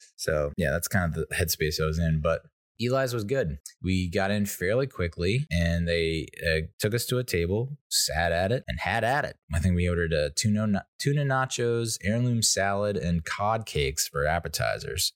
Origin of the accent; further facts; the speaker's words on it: United States; I'm an Irish Italian American